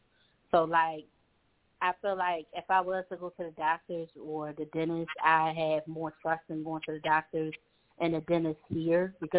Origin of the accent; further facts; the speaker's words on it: Baltimore, Maryland, United States; also born or lived in Georgia; I used to live in Atlanta. So I lived in Georgia for 6 years. So I'm here now in my hometown because I am from Baltimore, Maryland.